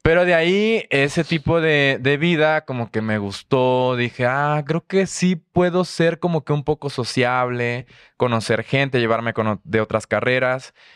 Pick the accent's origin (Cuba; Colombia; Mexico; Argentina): Mexico; the coast of Chiapas; moved away as an adult; also born or lived in Tuxtla Gutiérrez; now in Mexico City, Mexico; soy de la costa de Chiapas, entonces por ahí tenemos ya también un parentesco por ser de la costa de Chiapas. Eh, me fui a vivir a Tuxtla a los 18